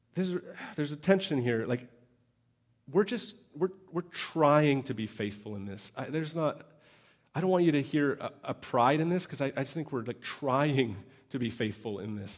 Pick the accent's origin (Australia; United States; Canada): Canada; I'm Canadian